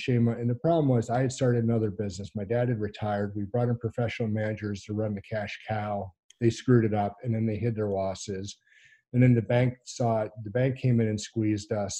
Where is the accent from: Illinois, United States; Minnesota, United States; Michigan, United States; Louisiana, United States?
Louisiana, United States; New Orleans; moved away as an adult; also born or lived in Alaska; a kid growing up in New Orleans